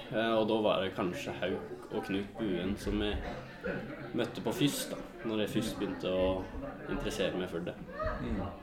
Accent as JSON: {"language": "Norwegian", "region": "Innlandet", "country": "Norway", "said": "og jeg er jo ifra Valdres, så da var det hovedsakelig Valdres-spillet"}